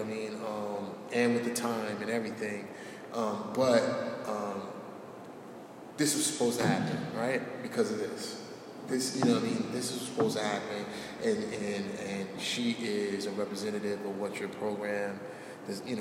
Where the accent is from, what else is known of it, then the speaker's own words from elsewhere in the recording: Newark, New Jersey, United States; born and raised in Newark